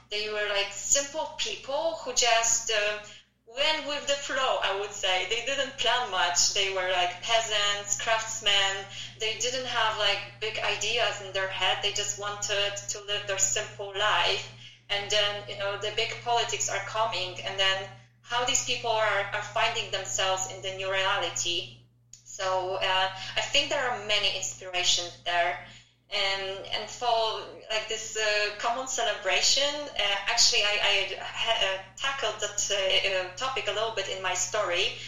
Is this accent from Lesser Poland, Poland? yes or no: no; Przemyśl, Subcarpathian Voivodeship, Poland; also born or lived in Chicago, United States; now in Warsaw, Poland; even in my hometown in in Przemysl